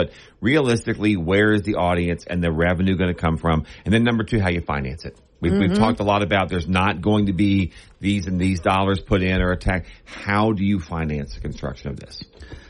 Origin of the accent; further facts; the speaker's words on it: Bossier City, Louisiana, United States; I grew up in Bossier. I'm a Bossier High School grad of 84.